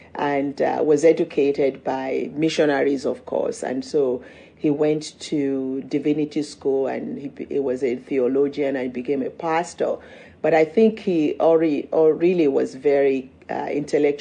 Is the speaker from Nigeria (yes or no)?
yes; Nigeria; moved away as an adult; now in United States; I grew up in Nigeria, went to boarding school